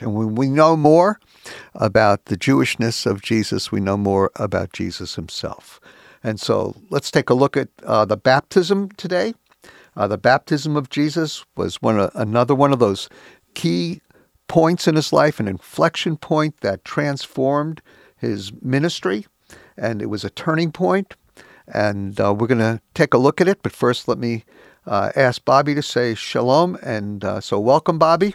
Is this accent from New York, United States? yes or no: yes; New York, United States; I was born and raised in New York and lived here the last 30 plus years